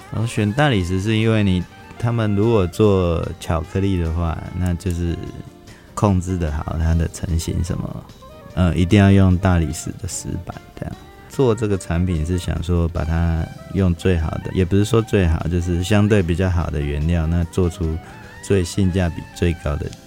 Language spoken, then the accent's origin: Chinese; Fengyuan, Taichung, Taiwan; moved away as an adult; now in Hsinchu, Taiwan; 我们的家乡那边就是，呃，台中丰原，就是本来就是糕点，以糕点为，就是一个特色